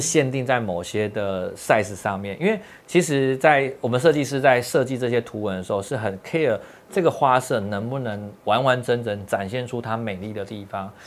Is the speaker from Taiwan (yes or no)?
yes; Tainan, Taiwan; moved away; also born or lived in Japan / Taipei; 我们从日本搬回来台湾的时候，还，我还在台北工作哦。那一年之后再搬回来台南